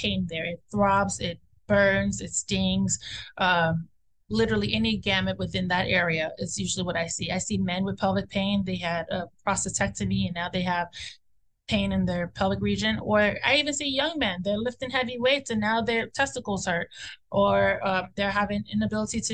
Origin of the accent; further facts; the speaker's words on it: Nigeria; we're Nigerian